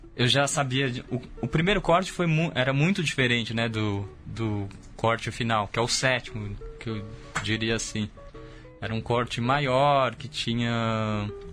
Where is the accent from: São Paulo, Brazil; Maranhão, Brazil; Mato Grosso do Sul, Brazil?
São Paulo, Brazil; eu sou da periferia, né, da cidade, da zona norte, mas eu sempre fui fascinado pelo centro de São Paulo, porque talvez o centro de São Paulo seja exatamente o oposto de onde eu vim